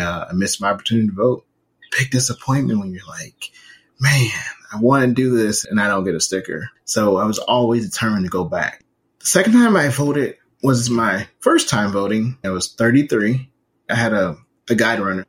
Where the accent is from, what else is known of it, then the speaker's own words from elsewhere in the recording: St. Louis, Missouri, United States; Growing up in St. Louis, I was a part of the DSEC program